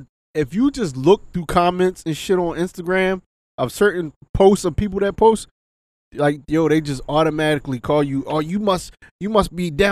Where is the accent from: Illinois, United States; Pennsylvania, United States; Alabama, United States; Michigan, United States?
Pennsylvania, United States; Philadelphia; Growing up in Philly